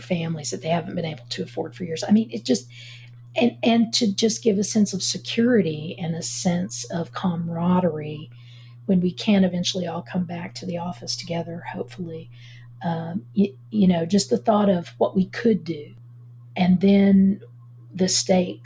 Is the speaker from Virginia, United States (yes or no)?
yes; Galax, Virginia, United States; I grew up in Galax, Virginia, right on the North Carolina border, up in the Appalachian Mountains